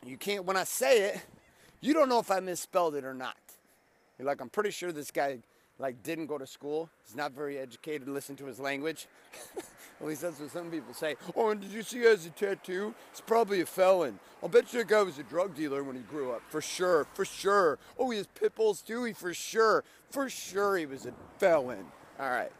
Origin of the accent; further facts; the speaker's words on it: Stockton, California, United States; now in Orange County, California, United States; We grew up in Stockton, California